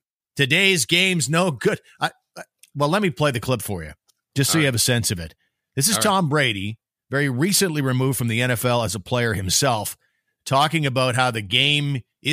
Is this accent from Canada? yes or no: yes; Low, Quebec, Canada; I mean, I did a substantial amount of my growing up in Quebec with my parents divorced, my mom moving back home to Low Quebec.